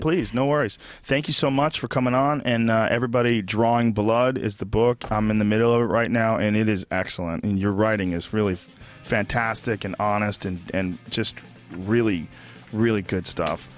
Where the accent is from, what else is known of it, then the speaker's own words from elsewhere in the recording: Massachusetts, United States; When I was a little kid growing up in Massachusetts